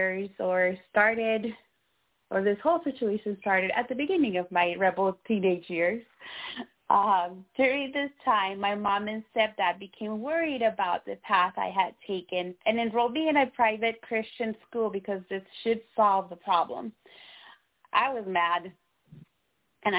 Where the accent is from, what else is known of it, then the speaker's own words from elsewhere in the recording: Nicaragua; moved away; I was born in Central America, so Nicaragua, where Catholicism is the religion of dominance in my country